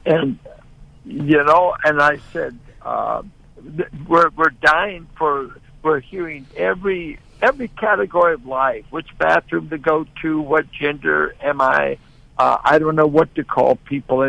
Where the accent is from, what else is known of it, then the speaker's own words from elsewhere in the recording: Richmond, California, United States; I'm a boy born and raised in Richmond, California, been here 75 years.